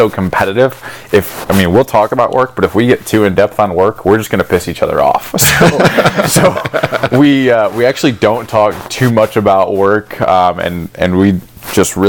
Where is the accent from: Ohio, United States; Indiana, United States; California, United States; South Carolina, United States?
Ohio, United States; Cleveland; I grew up in Cleveland